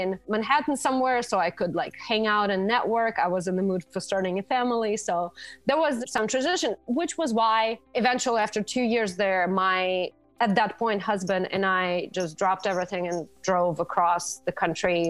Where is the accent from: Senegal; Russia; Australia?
Russia; moved away as an adult; also born or lived in New York; now in Arizona, United States; I am originally from Russia, and over there I was a fashion editor for InStyle magazine for a few years